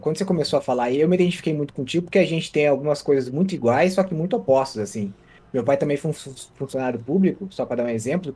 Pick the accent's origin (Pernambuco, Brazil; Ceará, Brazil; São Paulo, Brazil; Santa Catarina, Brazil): Santa Catarina, Brazil; interior of; moved away; eu vim do lugar que brotava essas senhorinhas, que era o interior de Santa Catarina